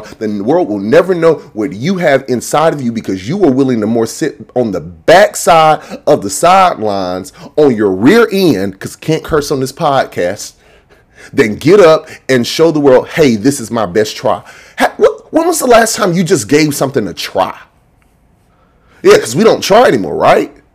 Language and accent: English; Macon, Georgia, United States; I'm from Macon